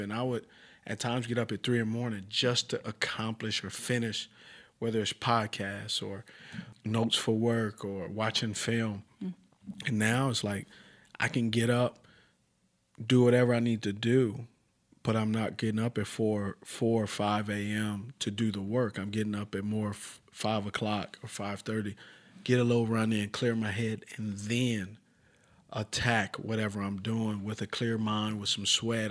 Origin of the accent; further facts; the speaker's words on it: Los Angeles, California, United States; So where I'm from originally is Los Angeles, California. I grew up, uh, a mile from walking the Compton sign.